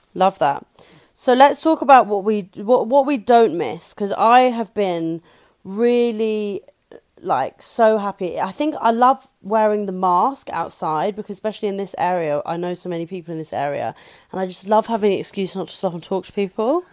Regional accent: England, United Kingdom; as an English person

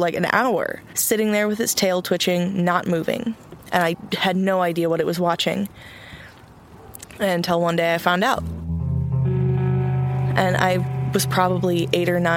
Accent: Austin, Texas, United States; also born or lived in California; So we came to Austin when I was about 6 years old

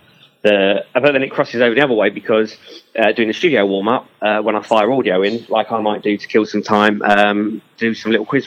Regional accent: Enfield, London, United Kingdom; I'm from Enfield and everyone always takes the P out of me because I can't say the word wows.

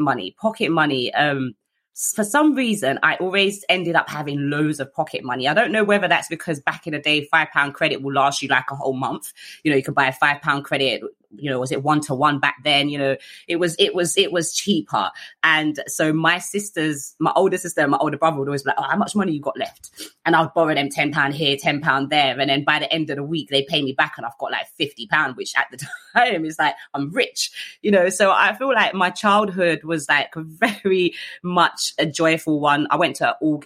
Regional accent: London, United Kingdom; I grew up in South East London

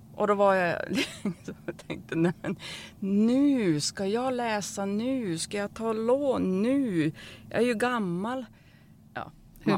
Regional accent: Norrland, Sweden; jag är ju från Norrland

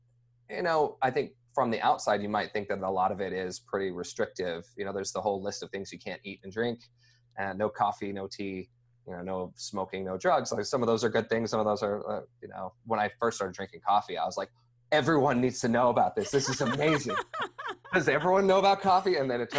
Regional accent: Idaho, United States; also born or lived in Logan, Utah / Texas; We moved from Utah to Texas to Idaho, and then spent most of my life in Idaho.

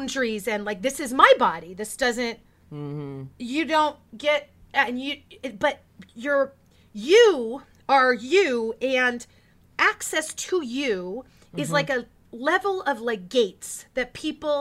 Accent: Porterville, California, United States; I was raised in the Central Valley of California

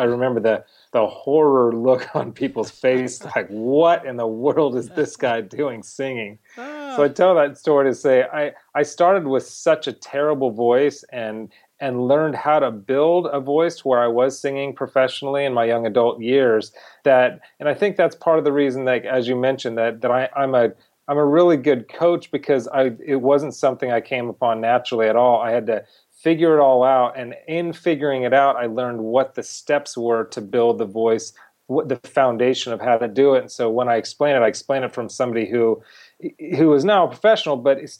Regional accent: California, United States; now in Los Angeles, United States; I live in Los Angeles now, but I grew up not far from here. I grew up in Orange County, California, in a modest lower middle class family.

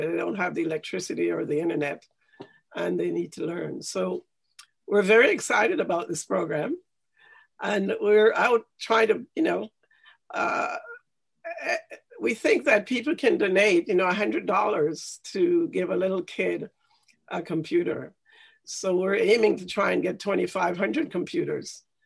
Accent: Jamaica; now in Canada; I grew up in Jamaica, and I went to a basic school in Jamaica

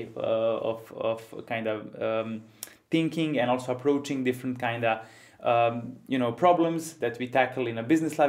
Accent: Ivanjica, Serbia; I'm coming from Ivanica, for those of you who don't know, a small town in Western Serbia

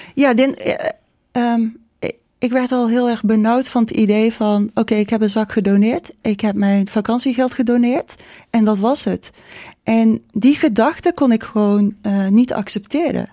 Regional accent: North Brabant, Netherlands; ik ben hier geboren. Ik ben geboren in Brabant.

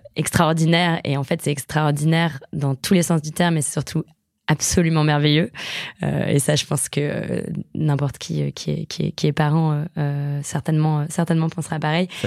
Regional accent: a village in the Fontainebleau forest, Île-de-France, France; j'ai grandi dans un village de la forêt de Fontainebleau qui est très connu pour l'escalade

